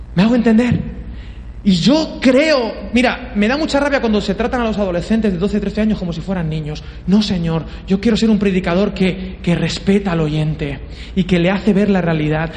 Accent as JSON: {"language": "Spanish", "region": "Valencian Community", "country": "Spain", "said": "soy valenciano y soy así, de Poble"}